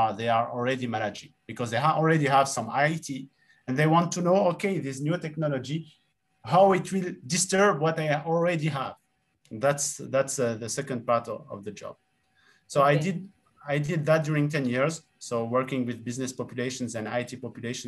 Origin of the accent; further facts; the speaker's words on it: Tunisia; moved away as an adult; also born or lived in Rennes, France; So I grew up in Tunisia and I lived in Tunisia until, in fact, my, let's say 18 years old.